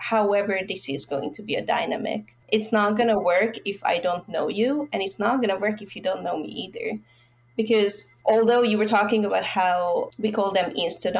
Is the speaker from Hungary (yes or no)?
yes; Budapest, Hungary; I'm from Hungary